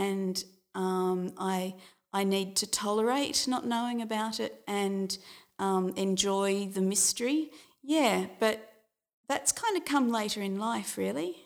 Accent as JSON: {"language": "English", "town": "Carnarvon", "region": "Western Australia", "country": "Australia", "tie": "born or raised there", "moved": "yes"}